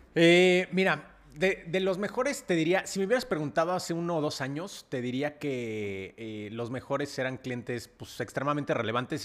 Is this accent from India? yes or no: no; Mexico City, Mexico; nací en la Ciudad de México